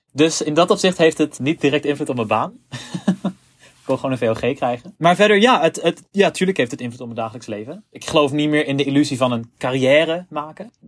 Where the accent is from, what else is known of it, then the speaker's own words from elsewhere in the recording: Zutphen, Gelderland, Netherlands; in Zutphen, waar ik vandaan kom.